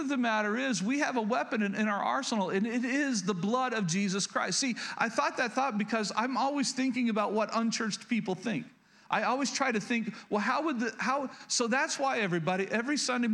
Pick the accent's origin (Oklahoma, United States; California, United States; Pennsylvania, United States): Oklahoma, United States; rural; I grew up in Oklahoma, rural Oklahoma.